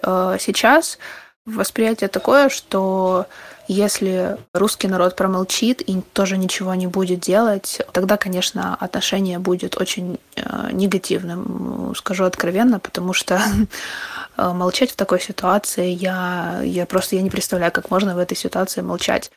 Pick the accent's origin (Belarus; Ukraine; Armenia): Ukraine; also born or lived in Kharkiv; Я украинка, всю жизнь живу в Украине